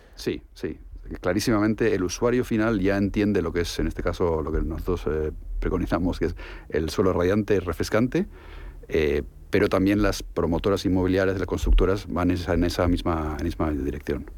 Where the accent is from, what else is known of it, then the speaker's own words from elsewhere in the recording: Germany; soy español, soy alemán